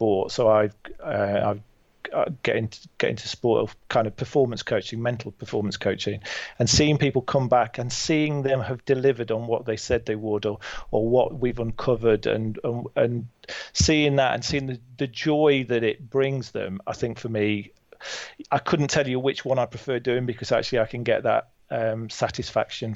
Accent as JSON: {"language": "English", "town": "Burton-on-Trent", "region": "West Midlands", "country": "United Kingdom", "said": "I'm from Burton-on-Trent, just down the road from you in Derby."}